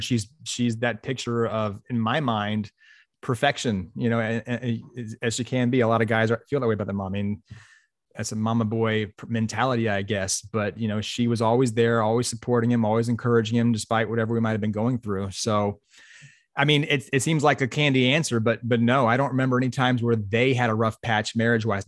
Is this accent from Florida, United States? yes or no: yes; Pensacola, Florida, United States; I grew up in Pensacola, Florida, on the west side of Pensacola or west side of Florida